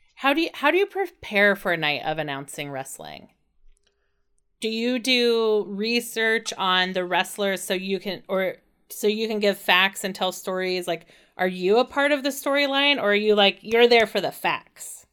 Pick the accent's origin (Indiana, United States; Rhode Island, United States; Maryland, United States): Indiana, United States; growing up in Indiana